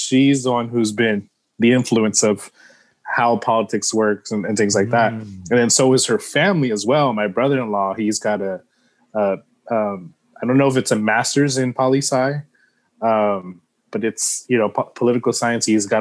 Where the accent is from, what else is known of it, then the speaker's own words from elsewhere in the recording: San Antonio, Texas, United States; I grew up on the South Side